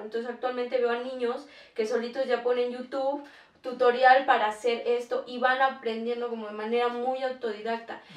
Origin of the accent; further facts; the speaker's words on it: Tlaxcala, Mexico; somos de Tlaxcala